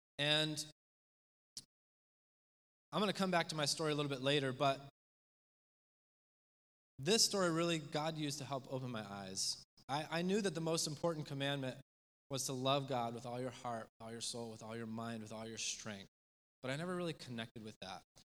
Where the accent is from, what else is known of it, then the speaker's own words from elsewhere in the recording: Spain; My parents moved overseas when I was in the third grade, and I grew up in Spain.